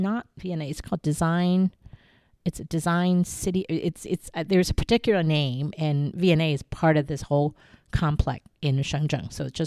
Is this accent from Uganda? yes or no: no; Taiwan; I go back to my childhood growing up in Taiwan with a palace museum in my backyard.